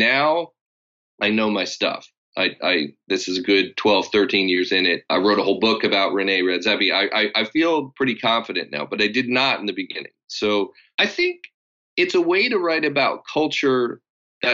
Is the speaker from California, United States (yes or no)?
yes; Los Angeles, California, United States; I grew up in Los Angeles